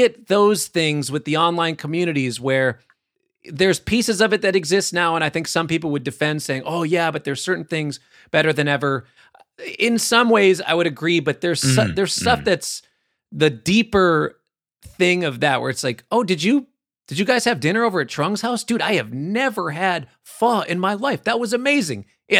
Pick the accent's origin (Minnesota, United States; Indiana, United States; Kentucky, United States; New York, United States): Minnesota, United States; Minneapolis; I feel like so much of my thing is because I'm from Minneapolis and the people that I grew up around and the way that we were taught, the way that we feel time.